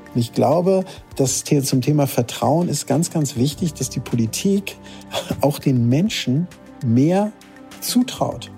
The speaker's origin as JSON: {"language": "German", "town": "Lübeck", "region": "Schleswig-Holstein", "country": "Germany", "tie": "born or raised there", "also_born_or_lived": "Hamburg / Heide", "said": "gebürtiger Lübecker."}